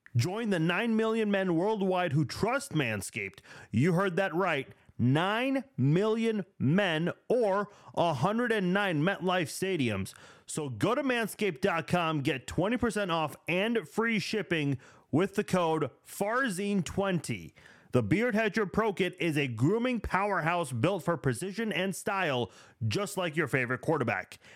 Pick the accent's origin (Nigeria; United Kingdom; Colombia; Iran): Iran; now in United States; I'm from Iran